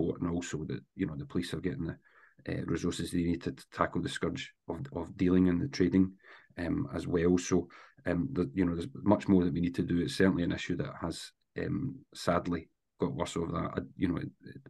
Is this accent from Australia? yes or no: no; Paisley, Scotland, United Kingdom; I was born in Paisley, grew up in Renfrewshire